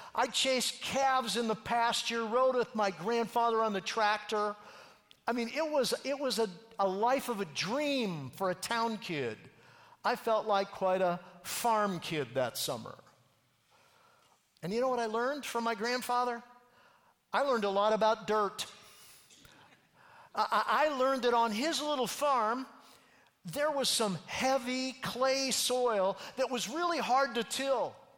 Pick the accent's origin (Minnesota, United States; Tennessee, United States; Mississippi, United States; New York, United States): Minnesota, United States; far northern; I grew up a town kind of kid. In fact, it was, as George said, in Minnesota, in far northern Minnesota.